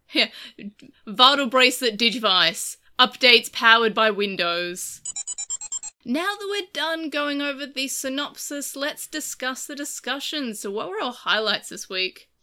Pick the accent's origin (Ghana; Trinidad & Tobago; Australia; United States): Australia; I'm Australian. No one expects me to speak English fluently, despite it's the language that we speak here